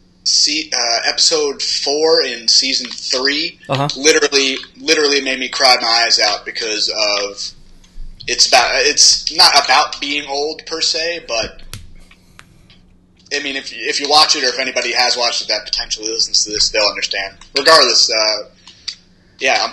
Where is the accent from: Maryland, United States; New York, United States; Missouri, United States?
New York, United States; Long Island; moved away; born and raised in Long Island